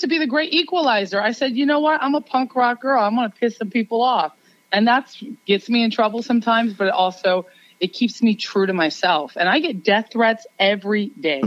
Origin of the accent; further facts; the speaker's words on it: New York, United States; I am a New Yorker